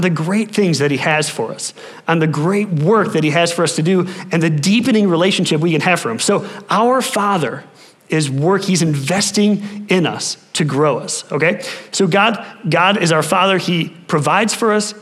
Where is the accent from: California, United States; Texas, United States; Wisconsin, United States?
Wisconsin, United States; moved away; I'm from Wisconsin